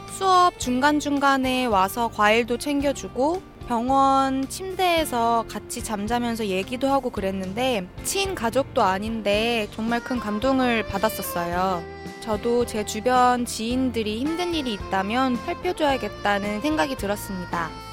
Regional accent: Daejeon, South Korea; moved away as an adult; also born or lived in Seoul; now in Paju, South Korea; 저는 대전 출신인데요

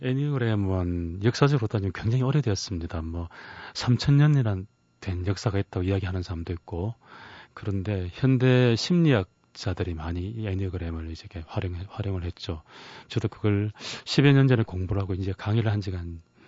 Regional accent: Daegu, South Korea; 제 고향인 대구에

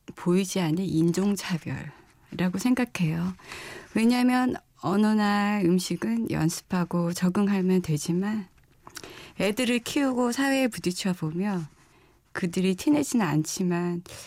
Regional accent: South Korea; moved away as an adult; now in New York, United States; 제가 한국을 떠난 건 1998년이었어요. 대학을 졸업하고 직장을 다니다가 결혼을 하면서 뉴욕으로 왔죠

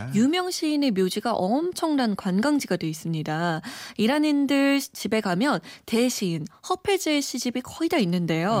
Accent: South Korea; 제가 한국인이라

